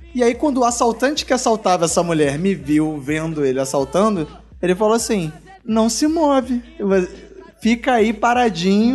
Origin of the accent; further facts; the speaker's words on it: Rio de Janeiro, Brazil; eu sou do Rio e tô acostumado com o sotaque marginal do, dos marginais cariocas